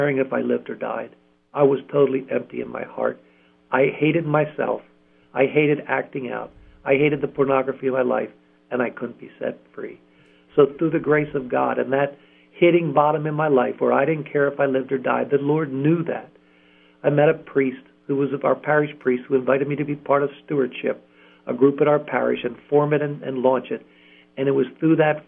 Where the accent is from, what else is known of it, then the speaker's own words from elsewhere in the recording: Columbia, Pennsylvania, United States; I was born and raised in Columbia, Pennsylvania